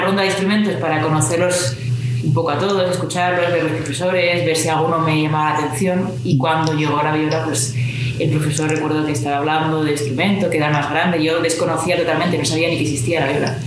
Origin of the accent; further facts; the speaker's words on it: Pamplona, Navarre, Spain; estoy en mi ciudad natal, en Pamplona